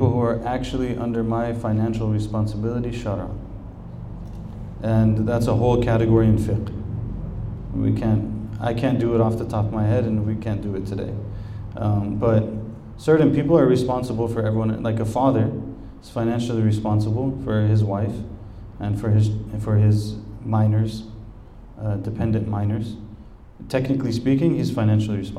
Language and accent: English; United States